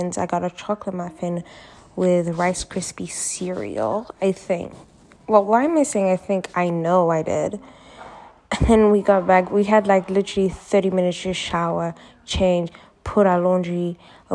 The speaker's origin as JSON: {"language": "English", "country": "Uganda", "said": "Uganda, which is my home country"}